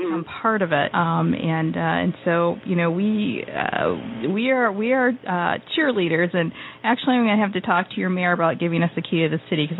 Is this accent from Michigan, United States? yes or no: yes; Northern Michigan, United States; I do want to actually ask you about Northern Michigan because that's my home state.